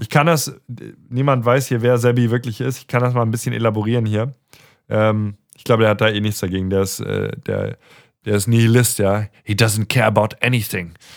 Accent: Mainz area, Rhineland-Palatinate, Germany; moved away as an adult; also born or lived in Darmstadt / Stuttgart; wir sind in der Mainz-Ecke zur Schule gegangen

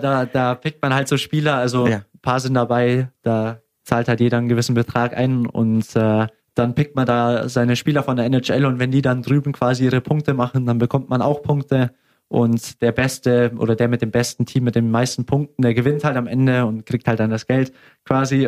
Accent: Augsburg, Bavaria, Germany; ich will natürlich am liebsten hier in Augsburg bleiben. Äh, es ist meine Heimat, meine Familie ist hier

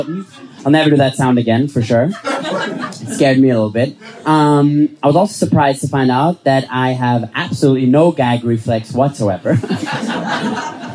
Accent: Vienna, Austria; I'm from Vienna

